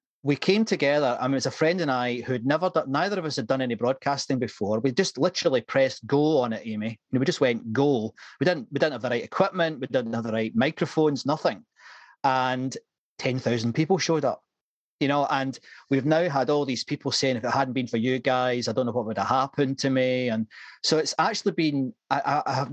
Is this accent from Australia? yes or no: no; Scotland, United Kingdom; accent: slight Scottish; now in Moreton-in-Marsh, United Kingdom; You can probably gather from my slight Scottish accent, I'm from north of the border